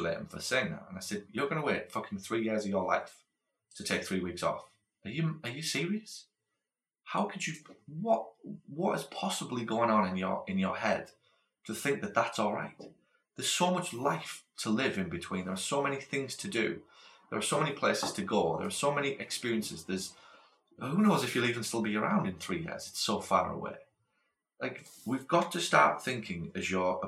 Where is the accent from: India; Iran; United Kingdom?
United Kingdom; moved away as an adult; also born or lived in Australia; now in United States; I'm from Britain. I've been brought up in Britain